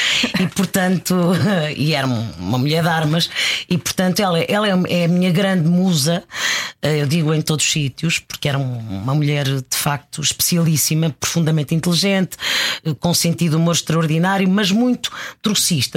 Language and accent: Portuguese; Lisbon, Portugal; also born or lived in Mozambique; nasci em Moçambique, vim com dois aninhos e fomos viver para o, para o bairro da Graça